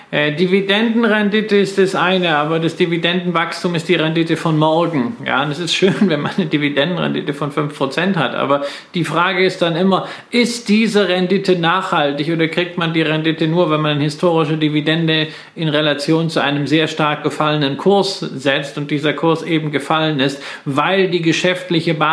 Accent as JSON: {"language": "German", "town": "Datteln", "region": "North Rhine-Westphalia", "country": "Germany", "tie": "born there", "said": "Sogar in meiner Geburtsstadt in Datteln gibt es äh, seit einiger Zeit ein Prologics-Zentrum."}